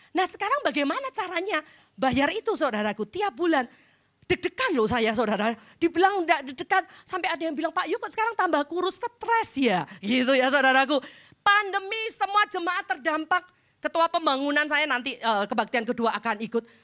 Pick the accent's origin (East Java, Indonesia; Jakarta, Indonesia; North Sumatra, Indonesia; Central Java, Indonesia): Central Java, Indonesia; Jepara; Saya pulang ke kampung saya, ke Jepara.